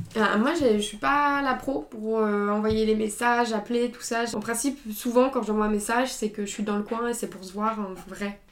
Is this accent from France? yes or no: yes; Sainte-Foy-lès-Lyon, Auvergne-Rhône-Alpes, France; on a grandi à Sainte-Foy-les-Lyons